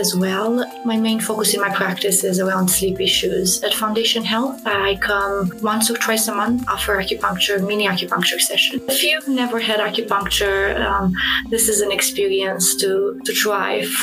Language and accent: English; Romania; moved away; I grew up in Romania